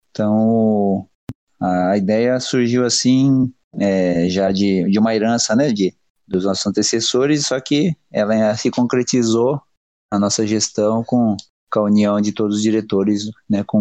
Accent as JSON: {"language": "Portuguese", "town": "Vera Cruz", "region": "São Paulo", "country": "Brazil", "said": "Sou aqui da cidade de Veracruz, interior do estado de São Paulo."}